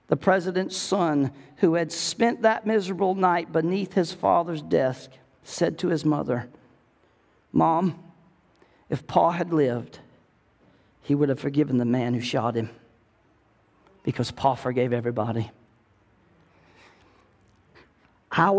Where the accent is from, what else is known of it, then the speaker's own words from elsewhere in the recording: the South, United States; I'm from the South